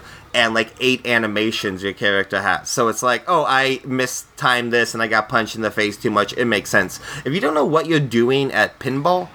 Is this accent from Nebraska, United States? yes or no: no; Oregon, United States; I didn't grow up in Reno. I grew up in Oregon where there's a few casinos